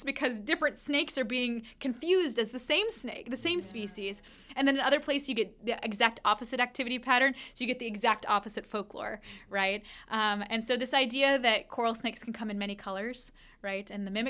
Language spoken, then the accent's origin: English; West Coast, United States; So I grew up on the West Coast where we didn't even have things like fireflies, right?